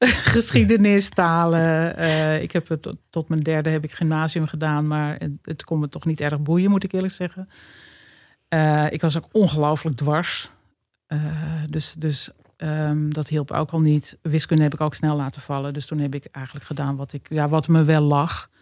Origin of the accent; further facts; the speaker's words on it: Hoorn, North Holland, Netherlands; Ja, ik ben in Horen geboren. Dat is uh, eh, 40 kilometer ten noorden van Amsterdam. Dat ligt in West-Friesland. En ik heb daar op school gezeten. heb daar een hele gelukkige jeugd doorgebracht.